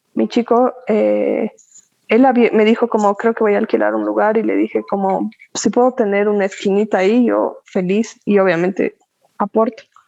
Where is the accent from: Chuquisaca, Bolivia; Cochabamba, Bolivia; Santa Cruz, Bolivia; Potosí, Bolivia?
Cochabamba, Bolivia; also born or lived in La Paz; Me considero cochabambina definitivamente porque he vivido toda mi vida aquí, ¿no? me he criado, etcétera, aquí